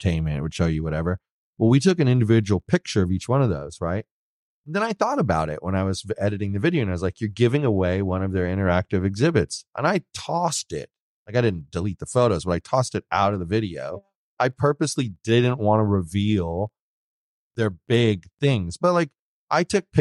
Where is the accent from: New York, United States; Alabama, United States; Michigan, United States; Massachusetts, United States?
New York, United States; moved away; I was born in New York. I had family there.